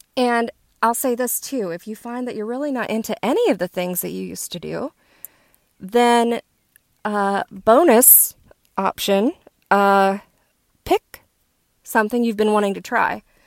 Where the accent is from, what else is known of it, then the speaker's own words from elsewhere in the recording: West Virginia, United States; I'm from West Virginia. We were outside all day, every day that we could